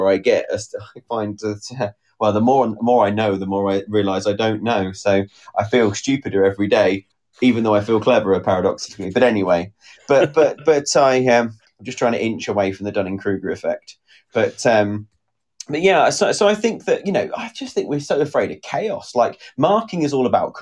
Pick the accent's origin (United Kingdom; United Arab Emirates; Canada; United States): United Kingdom; Part of being British